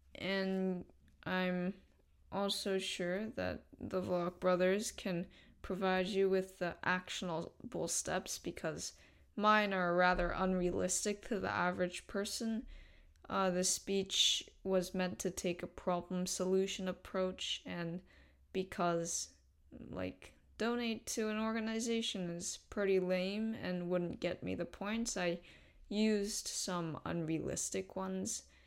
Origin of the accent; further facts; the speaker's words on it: South Korea; I come from South Korea